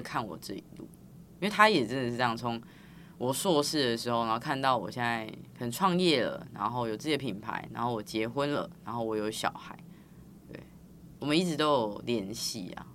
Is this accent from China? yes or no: no; Tainan, Taiwan; 我是台南人